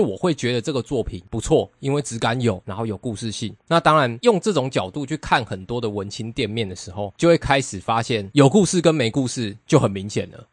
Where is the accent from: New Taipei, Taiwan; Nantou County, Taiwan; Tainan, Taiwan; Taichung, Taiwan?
Nantou County, Taiwan; moved away; 我小时候是在南投长大。对。然后我们在南投的时候，就是可能你们家附近就有一些面摊